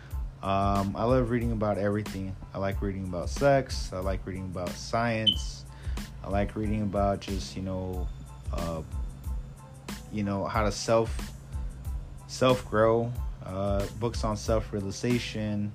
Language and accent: English; San Fernando Valley, California, United States; also born or lived in Sylmar / Lakeview Terrace / Northridge; I grew up in, you know, different cities, various cities here in the San Fernando Valley. I grew up in Sylmar, San Fernando, Lakeview Terrace